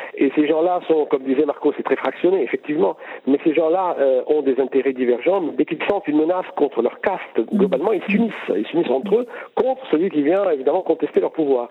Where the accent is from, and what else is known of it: Lebanon